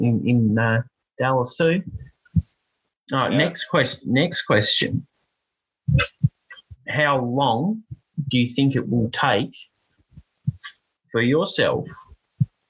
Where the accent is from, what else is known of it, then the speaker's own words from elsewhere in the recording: Australia; I'm Australian and they say our English isn't that good either